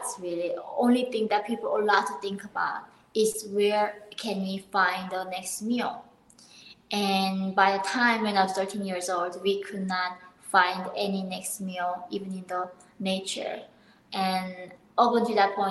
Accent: North Korea; now in United States; I was born in North Korea in 1993 in the border, like northern part of Korea

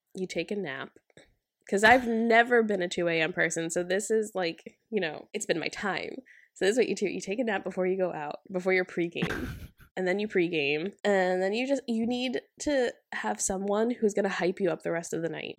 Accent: United States; as an American

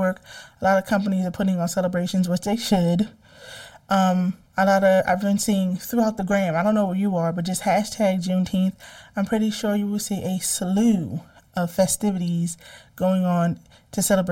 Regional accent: New Jersey, United States; I am from Jersey

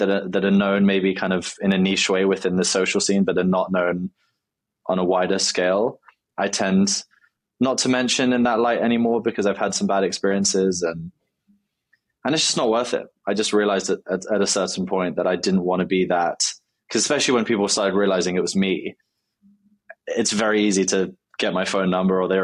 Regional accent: London, United Kingdom; I grew up in London

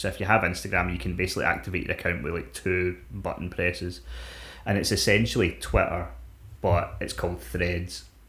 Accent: Scotland, United Kingdom; We're fucking Scottish.

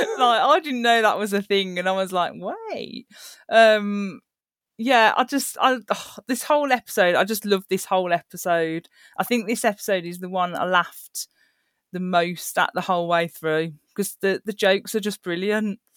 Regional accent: Birmingham, West Midlands, United Kingdom; accent: Brummie; my accent goes on, on Birmingham, so I'm a Brummie, is what I'm classed as

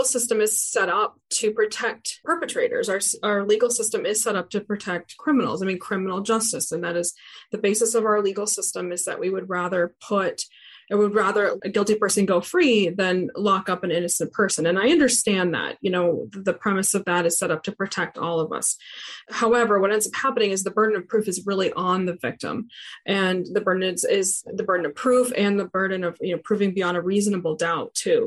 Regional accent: Maine, United States; now in Louisiana, United States; I'm not from here. I'm from Maine.

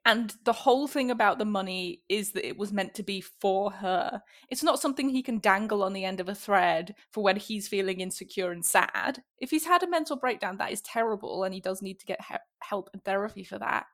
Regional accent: the north of England, United Kingdom; accent: Northern English; moved away; the north of England where I'm from.

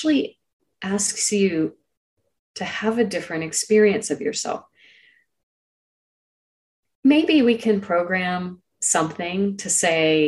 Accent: Silicon Valley, California, United States; I grew up in Silicon Valley

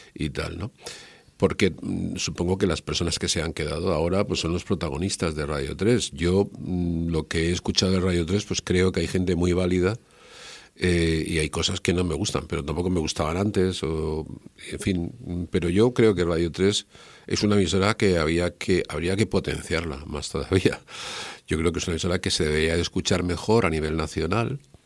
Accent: Spain; soy un periodista español

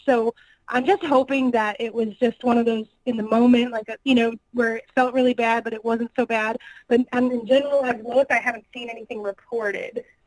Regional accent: Northwest Indiana, United States; now in Kansas City, United States; I'm originally from Northwest Indiana. I I did all the ROH and like indie shows in the Chicago area back in the day before I moved to Kansas City

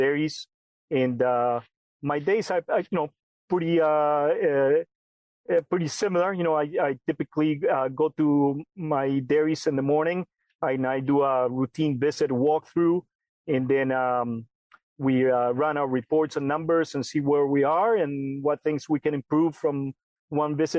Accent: Argentina; moved away as an adult; also born or lived in Illinois, United States; now in California, United States; And I grew up in Argentina, working with dairy and beef cattle. And then I moved to the United States when I was 19

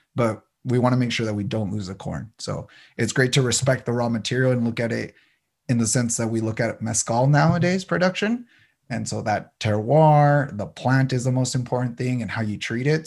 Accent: San Diego, California, United States; also born or lived in El Paso, Texas / Ciudad Juarez (family); So I was born in El Paso, Texas, but came at a young age to San Diego. So I consider myself Tejano, but also San Diegan

